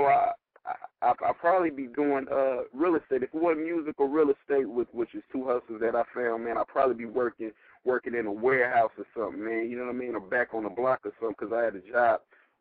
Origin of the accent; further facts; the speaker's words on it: the Bay Area, California, United States; I'm actually from the Bay